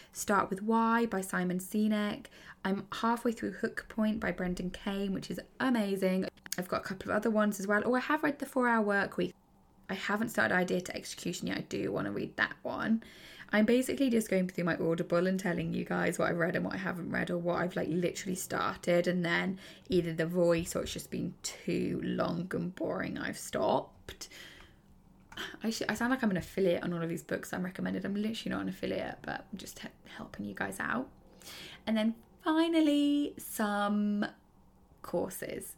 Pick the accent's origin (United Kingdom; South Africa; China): United Kingdom; I am British